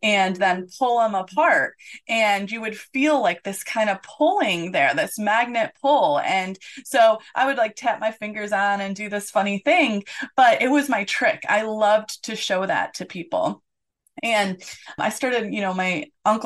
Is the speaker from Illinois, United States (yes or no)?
no; Detroit, Michigan, United States; now in Orlando, United States; I grew up in the Metro Detroit area